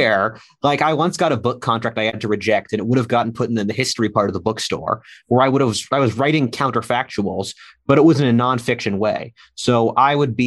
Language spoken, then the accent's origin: English; Pennsylvania, United States; I'm from Pennsylvania